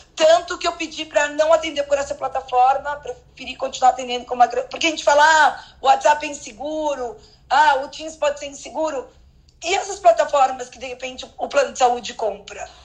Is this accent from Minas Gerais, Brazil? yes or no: no; São Paulo, Brazil; eu sou de São Paulo